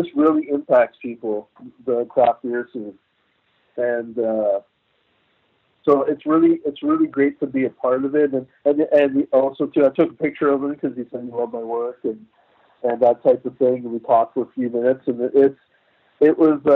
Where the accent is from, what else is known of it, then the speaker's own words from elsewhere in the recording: Toronto, Ontario, Canada; also born or lived in St. Kitts; now in Burlington, Canada; I grew up in Toronto